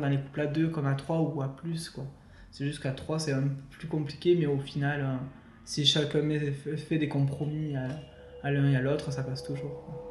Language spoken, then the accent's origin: French; Perpignan, Occitania, France; now in Toulouse, France; je suis de Toulouse, originaire de Perpignan.